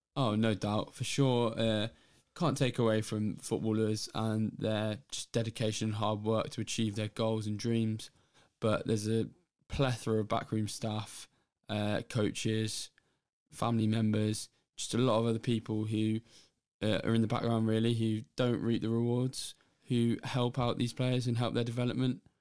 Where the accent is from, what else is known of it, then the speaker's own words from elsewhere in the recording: England, United Kingdom; being English myself